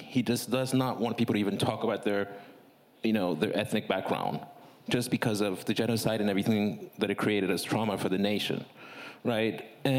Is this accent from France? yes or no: no; Togo; now in United States; I'm from Togo, West Africa, because 99% of the people I've met in America have never heard of Togo.